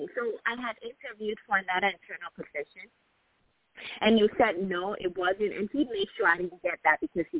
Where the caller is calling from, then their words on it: Illinois, United States; I'm calling from Illinois